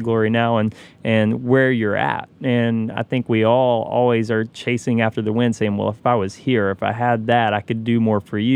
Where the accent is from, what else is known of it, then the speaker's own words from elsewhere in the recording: Knoxville, Tennessee, United States; I grew up in Knoxville, Tennessee